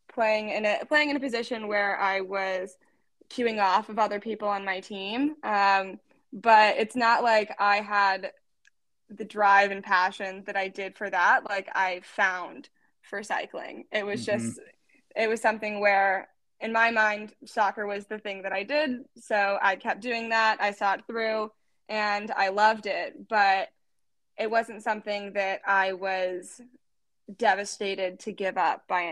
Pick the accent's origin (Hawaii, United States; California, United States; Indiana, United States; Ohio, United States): Indiana, United States; Fishers; moved away as an adult; we grew up in Fishers, Indiana